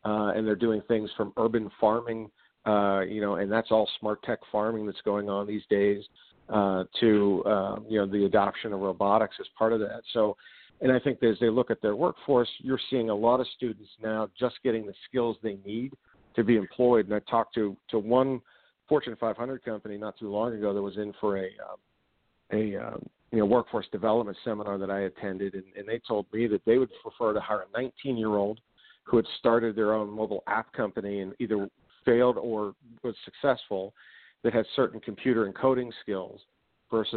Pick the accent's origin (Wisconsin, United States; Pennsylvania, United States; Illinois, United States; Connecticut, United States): Pennsylvania, United States; Pittsburgh; I'm from Pittsburgh